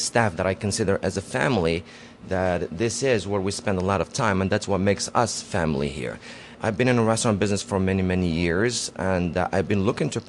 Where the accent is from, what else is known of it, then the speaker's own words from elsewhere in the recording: Morocco; moved away as an adult; also born or lived in Casablanca, Morocco; I grew up in Morocco up until I was 20 years old, and I moved over here.